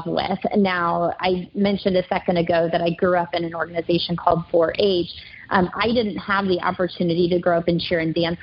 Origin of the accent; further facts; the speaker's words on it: Kansas City, Missouri, United States; moved away as an adult; now in Dallas, United States; I'm from Kansas City, Missouri, born and raised, lived there my entire life, including college